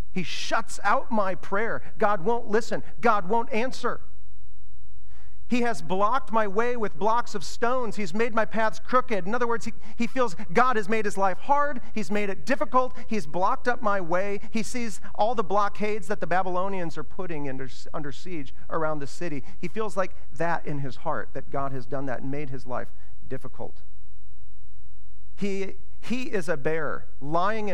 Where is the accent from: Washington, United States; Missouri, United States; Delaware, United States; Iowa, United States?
Iowa, United States; now in Ashland, United States; I grew up in Iowa where it's flat, and the roads are like straight